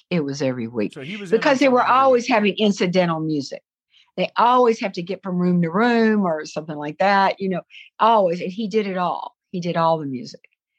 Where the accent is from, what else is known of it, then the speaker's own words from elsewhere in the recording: Southern United States, United States; accent: Southern; But when I get back in the South, I'm doomed. I can't get away from hearing the South.